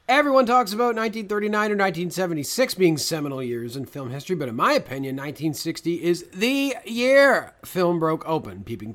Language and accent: English; Canada; because Brendan and I grew up in Canada